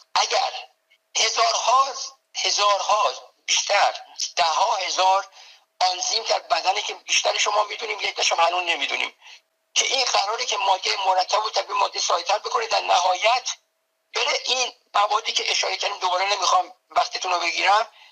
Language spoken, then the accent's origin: Persian; Tehran, Tehran Province, Iran; moved away as an adult; now in United States; من به قول خودمون بچه تهرانم یعنی در تهران در جنوب شهر تهران در جناب سلطان امیریه متولد شدم دبستان کمال رفتم اونجا